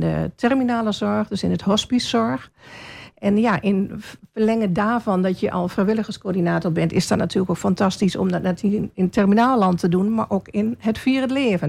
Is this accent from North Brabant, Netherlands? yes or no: no; Hengelo, Overijssel, Netherlands; moved away as an adult; now in Albergen, Netherlands; Ik ben van origine, net als u, een Hengeloze. Ik ben in Hengelo geboren